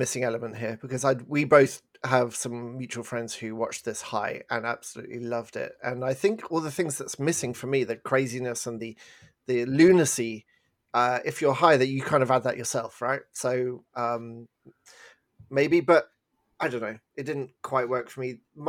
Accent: England, United Kingdom; moved away; we're from England

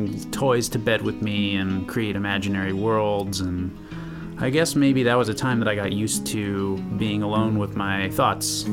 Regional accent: New York City, New York, United States; I grew up in New York City, so park time was a break from the urban gray

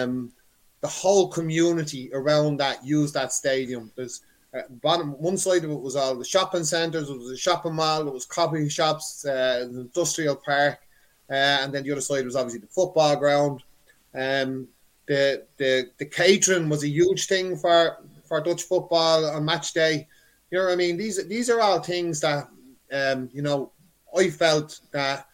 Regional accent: Dublin, Leinster, Ireland; I'm originally from Cabra.

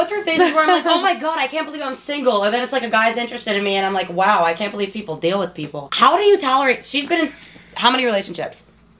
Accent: New Jersey, United States; moved away as an adult; now in Los Angeles, United States; I'm from New Jersey, but I live in Los Angeles, California.

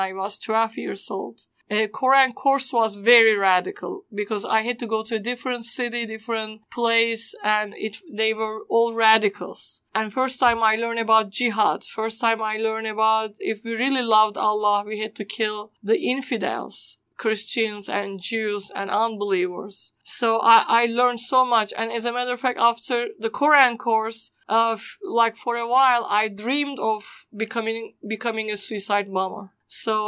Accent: Istanbul, Turkey; first language Turkish; English is a second language; moved away; I was born in Istanbul, Turkey. I grew up in a Muslim home

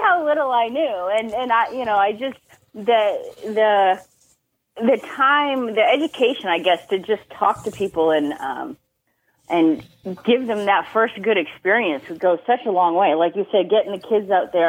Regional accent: Boston, Massachusetts, United States; moved away as an adult; also born or lived in New Hampshire; now in Virginia, United States; I grew up Massachusetts, um, spent most of my life there

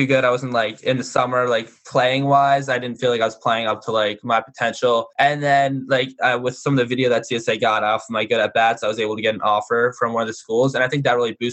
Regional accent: Ramsey, New Jersey, United States; I'm from Ramsey, kind of a small like public school

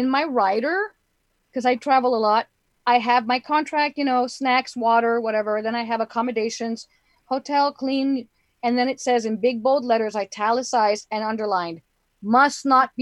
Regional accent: Laredo, Texas, United States; growing up in the 70s, a big lesbian in Laredo, Texas

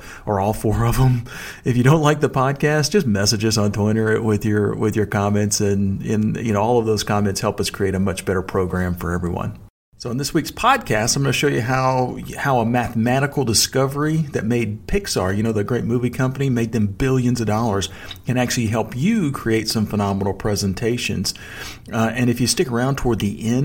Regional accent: Texas, United States; accent: Texas drawl; folks find out I'm from Texas and they kind of hear my Texas drawl

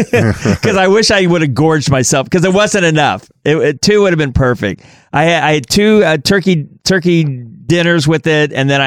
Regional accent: Kansas City, Missouri, United States; growing up in Kansas City, of course, I'm used to the Midwest barbecue sauce

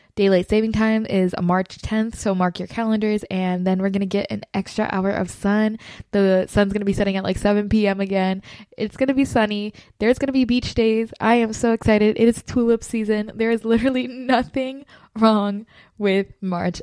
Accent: Florida, United States; moved away; I'm originally from Florida

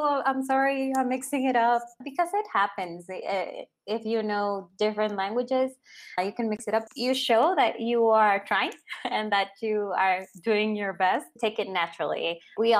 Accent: Honduras; English is a second language; also born or lived in Rio de Janeiro, Brazil; now in Colombia; So I was born in Rio. And we lived a little bit in Brazil. And then we moved to Honduras. And that's where I learned Spanish and English at the same time.

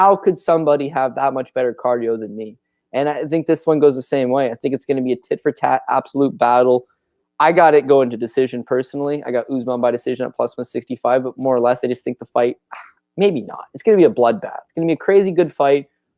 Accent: Canada; We're Canadian. We love ourselves from George St. Pierre.

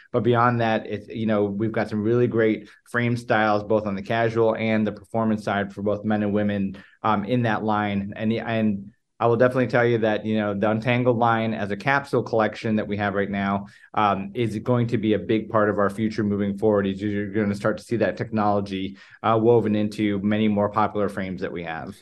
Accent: Chicago, Illinois, United States; moved away as an adult; also born or lived in Los Angeles / Newport Beach / Springfield, Missouri / Boston; originally, uh, born and raised in the Chicago area

